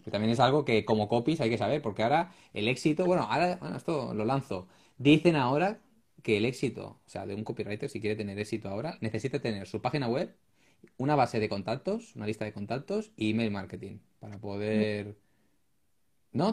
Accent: Ripollet, Catalonia, Spain; yo es que soy de Ripollet, yo vivo aquí, en, estoy al lado de Barcelona

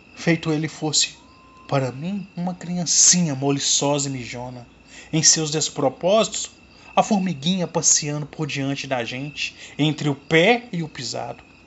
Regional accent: Cordisburgo, Minas Gerais, Brazil; Sou aqui de Cordesburgo, Minas Gerais, terra natal do nosso grande escritor Guimarães Rosa

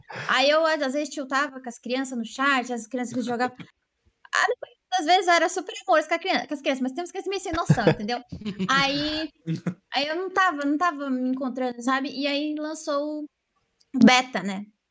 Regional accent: Santa Catarina, Brazil; eu sou de Santa Catarina

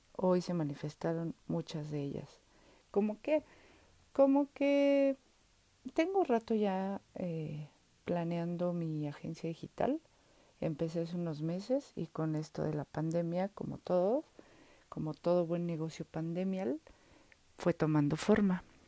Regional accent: Mexico City, Mexico; aquí en la Ciudad de México, donde yo estoy, donde yo vivo, donde yo nací

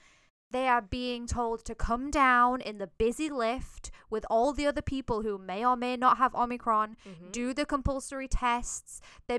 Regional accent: England, United Kingdom; now in Hong Kong; I'm from England.

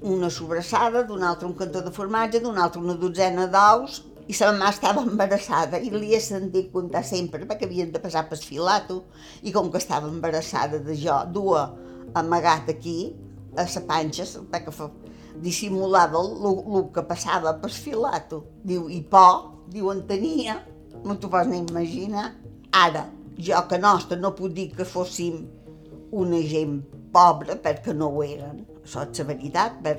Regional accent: Mahón, Balearic Islands, Spain; born there; A Mó, dins un soterrani. I aquí va començar les peripècies meves dins la guerra, estava quasi acabant, però dins la guerra.

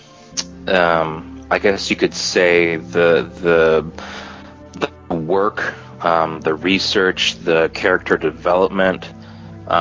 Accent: United States; I'm from the United States

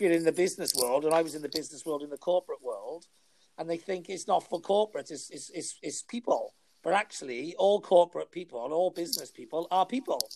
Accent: Welsh, Wales, United Kingdom; I'm Welsh, I am

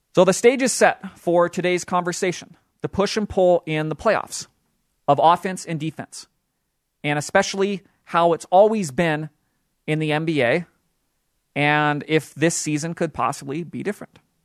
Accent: Utah, United States; my hometown team, the Utah Jazz

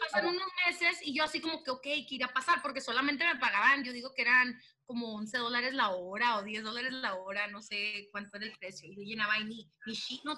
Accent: Los Angeles, California, United States; accent: pocha; also born or lived in Culiacán, Sinaloa; pero crecí, nací aquí en Los Ángeles

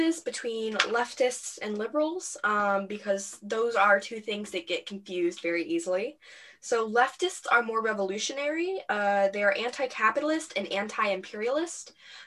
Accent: United States; we are from America

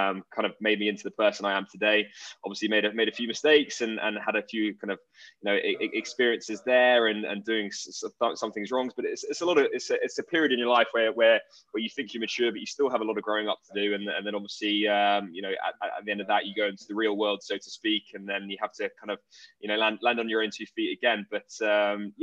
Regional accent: Surrey, South East England, United Kingdom; also born or lived in New York; I grew up in Surrey

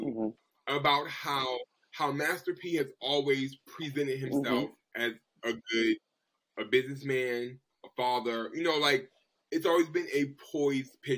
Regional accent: Boston, Massachusetts, United States; I'm from Boston.

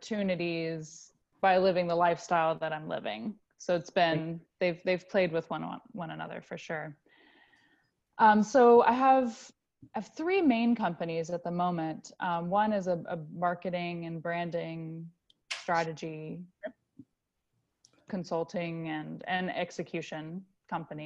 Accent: United States; moved away as an adult; the United States, which is where I'm from

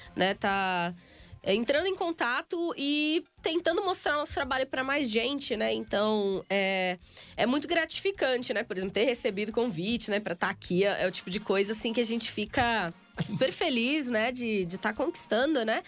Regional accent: Guarujá, São Paulo, Brazil; vários eventos lá em Santos, né? Que é a minha cidade vizinha, sou do Guarujá

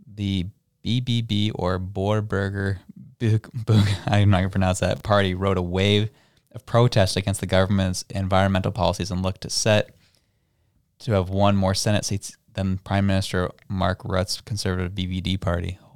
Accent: Canada; we as a Canadian people are a conquered people

